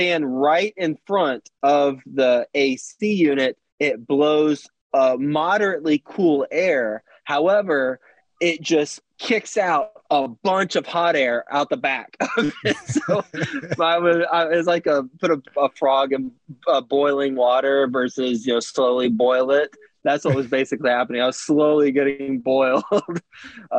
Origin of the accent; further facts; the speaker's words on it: Texas, United States; moved away as an adult; also born or lived in New York City; I am from Texas originally, went to school at Texas Tech, and moved to New York City right out of college.